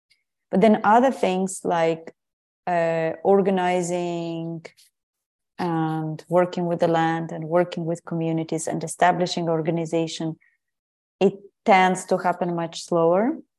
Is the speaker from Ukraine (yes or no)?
yes; Ukraine; English is a second language; also born or lived in Portugal; I guess I've always been very tuned in with nature, thanks to my family, my grandmothers, and where I grew up in Ukraine.